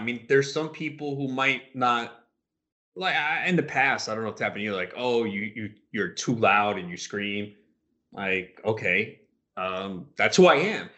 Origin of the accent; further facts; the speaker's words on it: New York, United States; We're both from New York